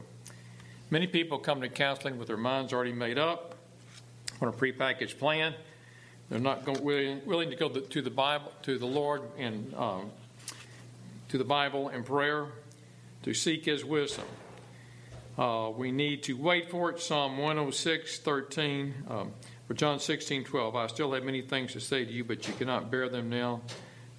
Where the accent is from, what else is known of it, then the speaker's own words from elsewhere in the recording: Dallas, Texas, United States; I was from Dallas